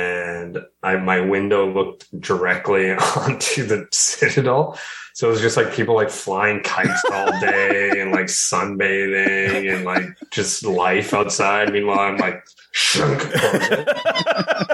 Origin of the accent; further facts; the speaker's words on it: Sault Ste. Marie, Ontario, Canada; I'm from Sault Ste. Marie